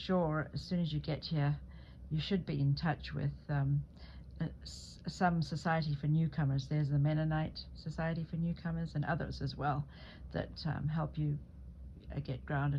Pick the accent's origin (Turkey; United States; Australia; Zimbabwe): Zimbabwe; people assumed, because I came from Africa, that I hadn't had a very good education.